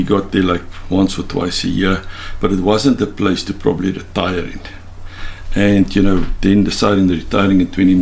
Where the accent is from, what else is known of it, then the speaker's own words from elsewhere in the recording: Karoo, South Africa; moved away; I grew up in the Karoo